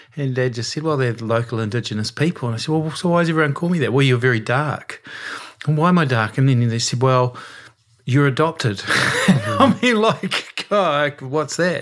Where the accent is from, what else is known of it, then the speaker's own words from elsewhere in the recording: Westport, West Coast, New Zealand; it was pretty tough at times growing up in Westport